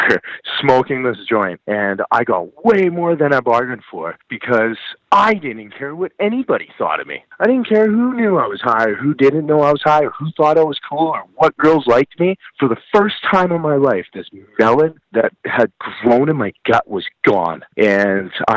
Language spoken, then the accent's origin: English; Calgary, Alberta, Canada; I grew up in Calgary, Alberta